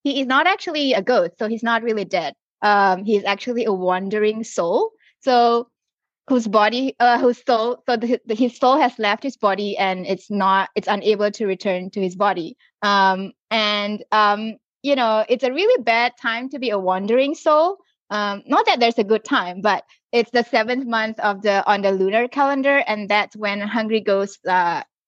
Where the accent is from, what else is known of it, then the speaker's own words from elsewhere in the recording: Singapore; now in Australia; I grew up in Singapore